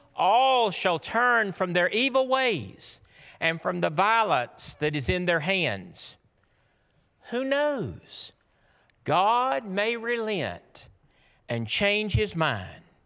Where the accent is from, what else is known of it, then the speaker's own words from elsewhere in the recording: Georgia, United States; I'm from Georgia